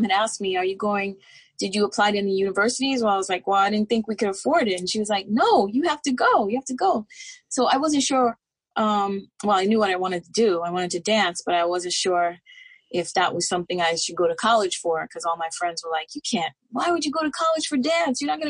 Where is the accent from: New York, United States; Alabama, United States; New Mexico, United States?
New York, United States; New York City; also born or lived in Harlem / Philadelphia; I was born in Harlem and raised in the Bronx. And then I moved back to Harlem as an adult. And I'm a New York City girl, born and raised.